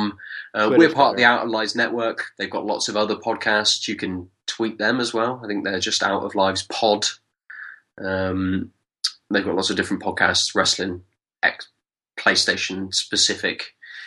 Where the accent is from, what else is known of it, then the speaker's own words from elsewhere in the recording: Weymouth, South West England, United Kingdom; I come from Weymouth. It's like dress up centre of the world.